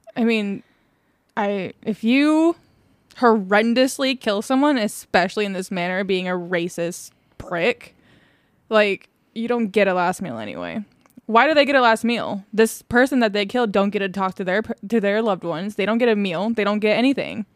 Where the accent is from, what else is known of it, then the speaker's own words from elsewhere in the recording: Indiana, United States; moved away; I was born in Indiana